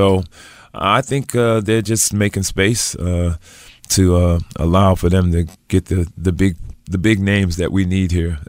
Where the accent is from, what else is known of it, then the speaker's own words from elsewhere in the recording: Providence, Rhode Island, United States; See, I grew up in Providence, Rhode Island. So the team back there, of course, was the Boston Red Sox and the New England Patriots.